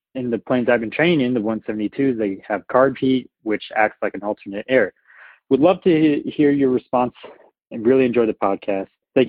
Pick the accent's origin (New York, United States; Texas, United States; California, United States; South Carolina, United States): California, United States; Santa Cruz; now in Boulder, United States; calling from Boulder, Colorado. I'm from Santa Cruz, California.